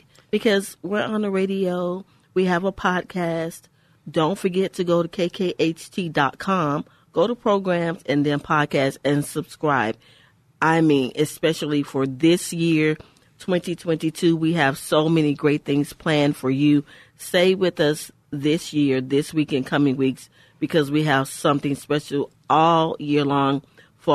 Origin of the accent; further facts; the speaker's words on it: Houston, Texas, United States; we're two girls from the Houston's Fifth Ward